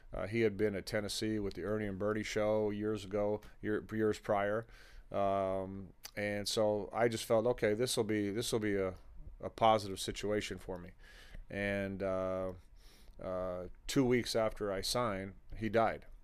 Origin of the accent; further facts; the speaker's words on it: Toronto, Ontario, Canada; my family background is Lithuanian. And, uh, even though I grew up in Toronto